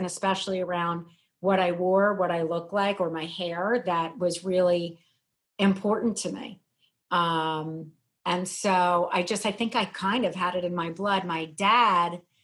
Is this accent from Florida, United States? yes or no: no; outside of Philadelphia, Pennsylvania, United States; I grew up outside of Philadelphia.